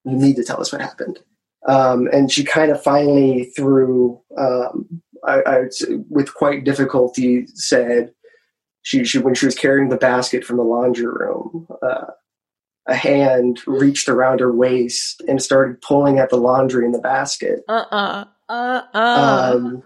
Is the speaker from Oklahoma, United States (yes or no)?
yes; Oklahoma City, Oklahoma, United States; now in Los Angeles, United States; I grew up here. So okay. My family's here